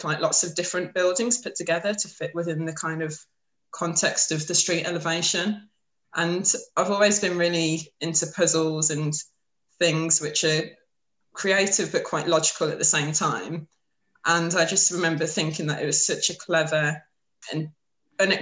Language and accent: English; Birmingham, West Midlands, United Kingdom; I grew up in Birmingham in the UK